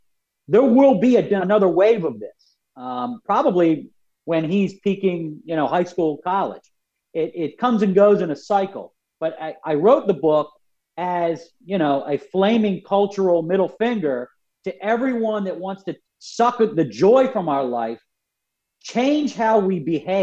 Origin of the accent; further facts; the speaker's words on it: Philadelphia, Pennsylvania, United States; we're from Philadelphia already. I'm Irish Catholic